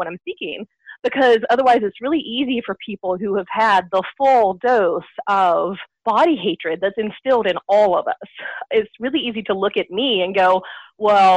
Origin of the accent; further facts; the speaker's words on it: United States; accent: American; also born or lived in Seattle, Washington; As you can probably tell by my accent, I'm an American